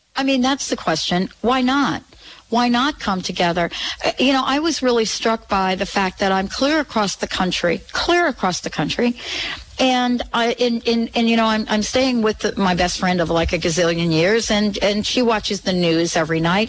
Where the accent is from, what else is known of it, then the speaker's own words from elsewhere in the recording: Plainfield, New Jersey, United States; now in Seattle, United States; I grew up in Jersey, graduated from Plainfield High School